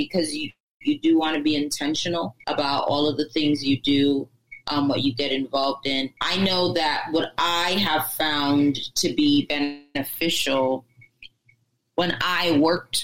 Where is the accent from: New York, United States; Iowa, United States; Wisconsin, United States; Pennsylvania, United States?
New York, United States; Spring Valley; also born or lived in Orange County, New York; I was born in Rockland County, grew up in Spring Valley. And then when I was like 2 weeks before my 14th birthday, my family moved up to Orange County